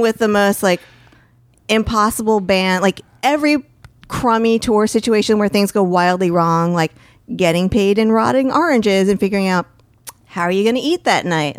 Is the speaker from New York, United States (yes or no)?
no; Bergen County, New Jersey, United States; moved away; also born or lived in Seattle / Hoboken; where I grew up in New Jersey is Bergen County